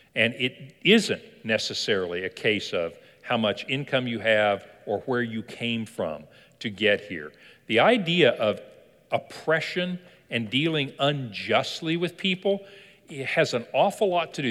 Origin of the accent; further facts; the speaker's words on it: Kentucky, United States; I was born in Kentucky